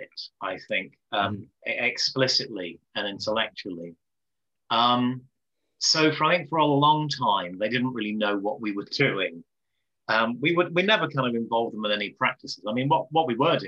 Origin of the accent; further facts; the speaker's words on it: Nottingham, Derby, South Derbyshire, East Midlands, United Kingdom; where I come from, like Nottingham, Derby, South Derbyshire